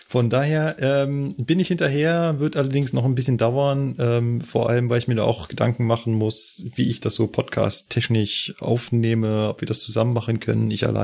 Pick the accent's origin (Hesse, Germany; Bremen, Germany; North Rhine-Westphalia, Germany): North Rhine-Westphalia, Germany; Guck bei uns in NRW